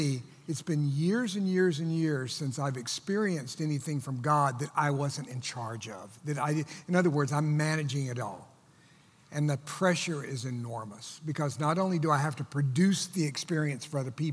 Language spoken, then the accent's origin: English; Texas, United States; moved away as an adult; also born or lived in Virginia; I was from Texas, went to school in Virginia.